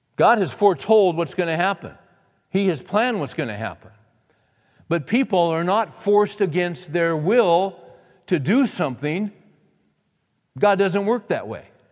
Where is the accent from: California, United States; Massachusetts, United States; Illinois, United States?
California, United States; San Joaquin Valley; moved away; I grew up in California, in the San Joaquin Valley